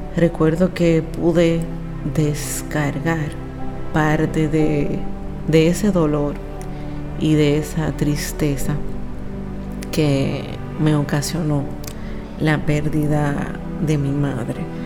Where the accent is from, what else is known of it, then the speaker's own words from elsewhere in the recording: Santiago de los Caballeros, Santiago, Dominican Republic; de la República Dominicana, específicamente de la ciudad más hermosa y donde encontrarán las personas más acogedoras, Santiago, la ciudad corazón